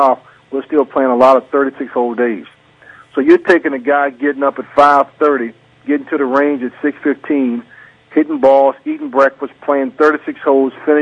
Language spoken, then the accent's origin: English; North Carolina, United States; I'm from North Carolina.